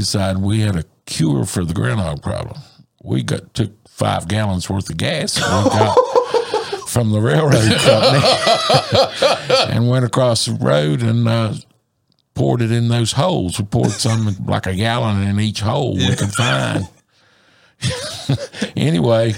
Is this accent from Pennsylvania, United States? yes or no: no; Dublin, Virginia, United States; I'm actually originally from Dublin